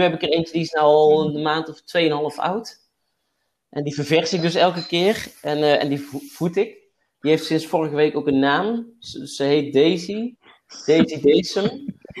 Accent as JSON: {"language": "Dutch", "town": "Waalwijk", "region": "North Brabant", "country": "Netherlands", "also_born_or_lived": "Den Bosch", "moved": "yes", "lives_now": "Tilburg, Netherlands", "said": "Ik kom uit Waalwijk, uit Wolk"}